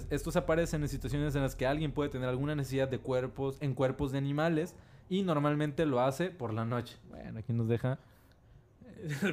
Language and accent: Spanish; Mexico; Somos mexicanos, no nos agüitamos.